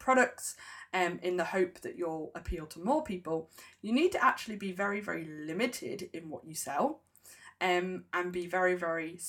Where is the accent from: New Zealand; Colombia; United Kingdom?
United Kingdom; I'm a Brit